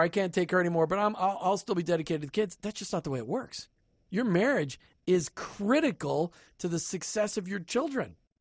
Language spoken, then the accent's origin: English; Minnesota, United States; moved away; I'm from Minnesota.